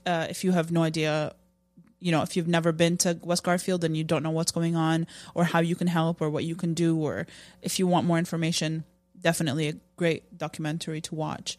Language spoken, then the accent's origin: English; Jordan; moved away; I grew up in Jordan